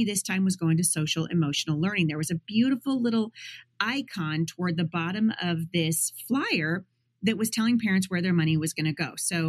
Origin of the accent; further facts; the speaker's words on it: Battle Ground, Washington, United States; my hometown of Battleground, Washington